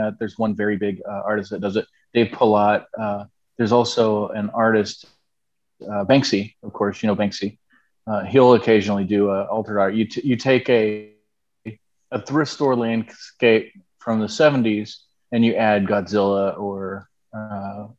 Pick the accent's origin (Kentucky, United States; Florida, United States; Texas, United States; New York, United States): Texas, United States; moved away as an adult; also born or lived in Canton, Ohio; We are from Texas, which is actually where I am right now